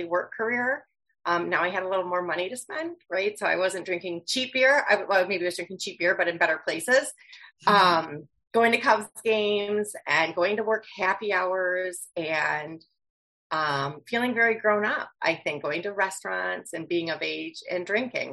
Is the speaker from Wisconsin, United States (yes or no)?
yes; Wisconsin, United States; I'm from Wisconsin